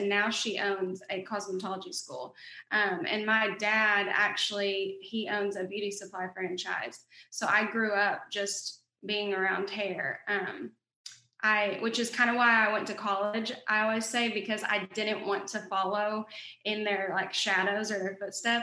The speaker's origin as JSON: {"language": "English", "region": "Oklahoma", "country": "United States", "accent": "Southern twang", "said": "I'm from Oklahoma. I live in Duncan, Oklahoma."}